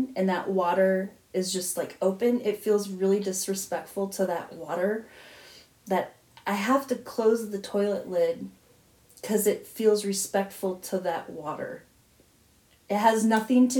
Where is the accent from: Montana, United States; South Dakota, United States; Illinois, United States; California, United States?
South Dakota, United States; Growing up in South Dakota